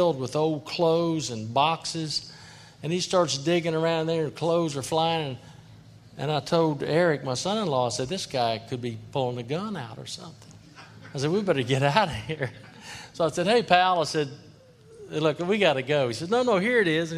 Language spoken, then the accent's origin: English; Kinder, Louisiana, United States; also born or lived in Jennings; I was born in Jennings, grew up in Kinder.